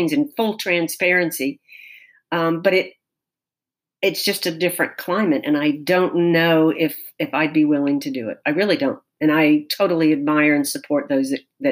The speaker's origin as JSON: {"language": "English", "town": "Tallahassee", "region": "Florida", "country": "United States", "tie": "born or raised there", "said": "here in my hometown."}